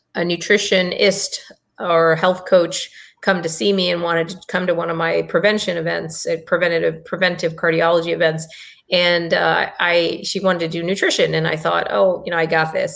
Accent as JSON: {"language": "English", "country": "India", "said": "I'm Indian"}